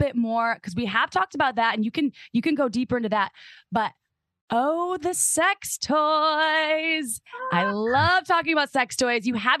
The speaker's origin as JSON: {"language": "English", "region": "Wisconsin", "country": "United States", "tie": "born or raised there", "said": "when I grew up in Wisconsin"}